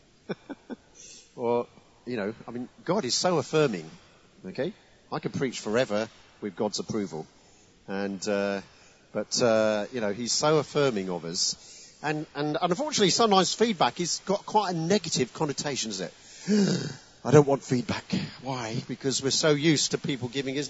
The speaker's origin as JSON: {"language": "English", "town": "Chelmsford", "region": "East of England", "country": "United Kingdom", "tie": "born or raised there", "moved": "yes", "lives_now": "Kent, United Kingdom", "said": "Essex, come on. My home county."}